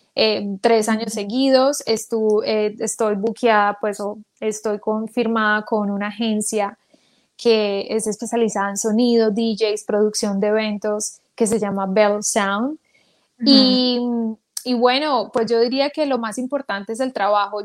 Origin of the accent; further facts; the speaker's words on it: Manizales, Caldas, Colombia; moved away; yo nací en Manizales Caldas